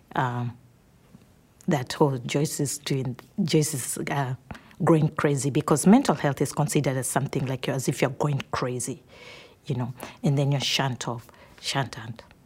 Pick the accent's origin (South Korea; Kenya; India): Kenya; moved away as an adult; I'm from Kenya